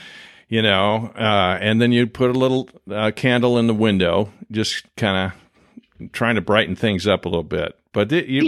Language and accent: English; Midwest, United States; moved away; growing up in the Midwest